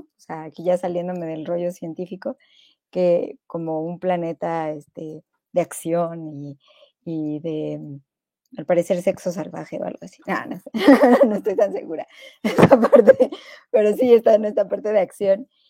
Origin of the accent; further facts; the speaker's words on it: Mexico; aquí en México